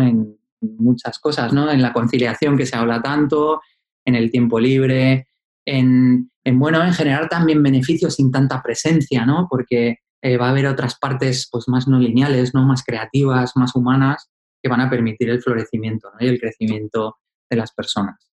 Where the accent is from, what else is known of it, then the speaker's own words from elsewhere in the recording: Asturias, Spain; yo soy asturiano y vivía en la cuenca minera